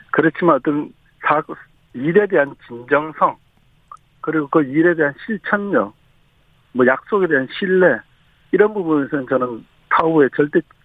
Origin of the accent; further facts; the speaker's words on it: Daegu, South Korea; 저도 고향이 대구니까